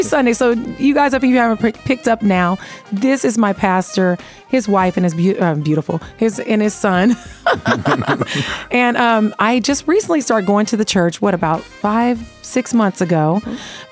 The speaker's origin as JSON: {"language": "English", "town": "Las Vegas", "region": "Nevada", "country": "United States", "tie": "born or raised there", "said": "I grew up here in Vegas"}